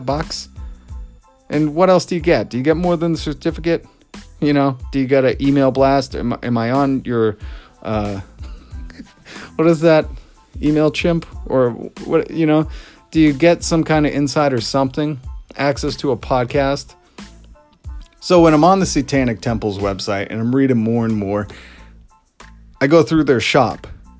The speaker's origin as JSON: {"language": "English", "area": "Salem area", "region": "Massachusetts", "country": "United States", "tie": "born or raised there", "said": "they're here in my hometown. They're right down the street in Salem"}